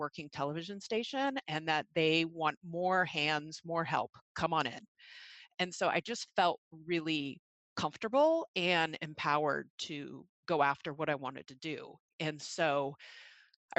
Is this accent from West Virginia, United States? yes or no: no; Mason City, Iowa, United States; moved away as an adult; now in Seattle, United States; I grew up in Mason City, Iowa, in Northern Iowa